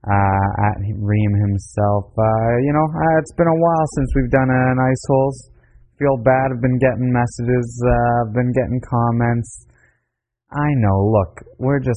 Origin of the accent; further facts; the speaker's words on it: Canada; I'm from Canada